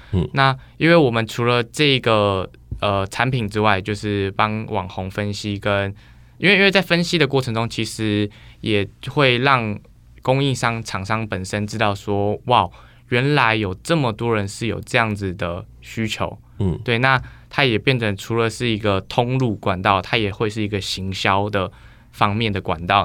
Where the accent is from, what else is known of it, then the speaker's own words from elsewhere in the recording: Taiwan; moved away as an adult; also born or lived in United States; 我那时候刚好疫情状况回来台湾